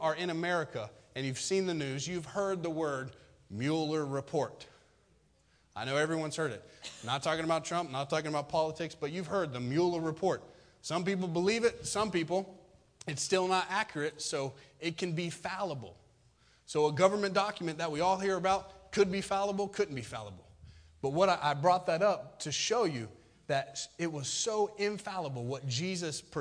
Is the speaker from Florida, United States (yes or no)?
yes; Florida, United States; farming culture, which I come from because I'm from Florida. So we grow citrus and stuff down there